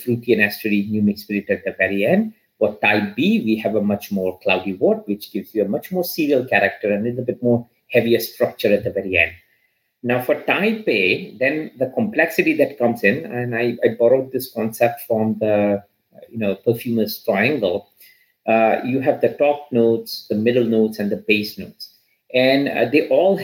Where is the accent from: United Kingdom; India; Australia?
India; moved away; I grew up in India